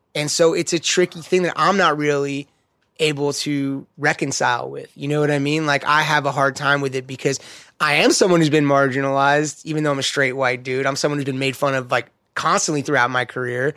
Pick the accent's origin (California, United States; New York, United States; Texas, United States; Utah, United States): California, United States; Los Angeles; I grew up skating in West L A.